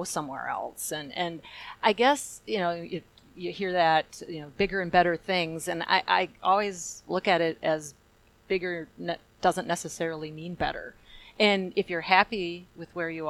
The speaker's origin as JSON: {"language": "English", "town": "Tilden", "region": "Wisconsin", "country": "United States", "tie": "born or raised there", "said": "I've been in this area my entire life. I grew up in Tilden, as Jerry said, and that's a small little hamlet north of Chippewa Falls"}